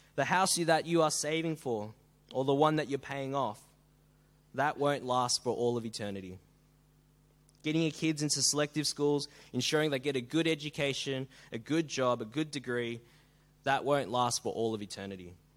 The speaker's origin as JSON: {"language": "English", "town": "Melbourne", "region": "Victoria", "country": "Australia", "moved": "yes", "lives_now": "Sydney, Australia", "said": "I come from Melbourne"}